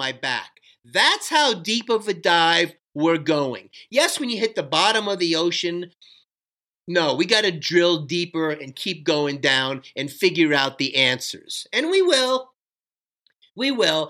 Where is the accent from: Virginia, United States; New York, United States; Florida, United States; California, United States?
Florida, United States; Miami; also born or lived in Fort Lauderdale, Florida; I'm from Miami, Florida